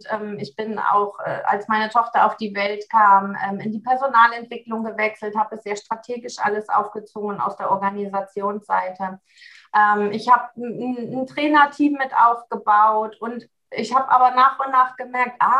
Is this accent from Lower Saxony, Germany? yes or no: yes; Seevetal, Lower Saxony, Germany; ich komme aus Seevetal, sagtest du schon. Das ist so der Speckgürtel von, von Hamburg, ein nördlichster Zipfel von Niedersachsen.